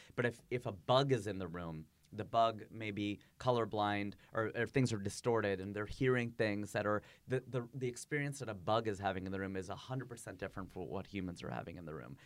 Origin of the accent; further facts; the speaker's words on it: United States; also born or lived in Fairfield; now in Los Angeles, United States; my nationality is American, my ethnicity is Indian